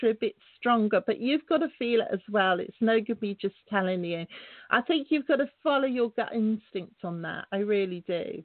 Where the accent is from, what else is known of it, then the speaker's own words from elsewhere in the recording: England, United Kingdom; It's a lovely sunny evening here in England. I'm English